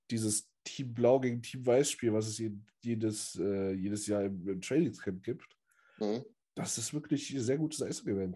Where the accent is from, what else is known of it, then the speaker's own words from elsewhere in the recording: Saxony, Germany; bei uns in Sachsen